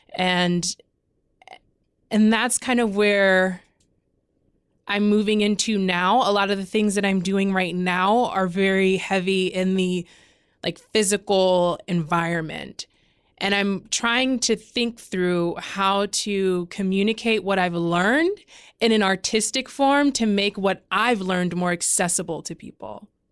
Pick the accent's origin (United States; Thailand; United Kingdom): United States; Omaha, Nebraska; also born or lived in New York; I'm from North Omaha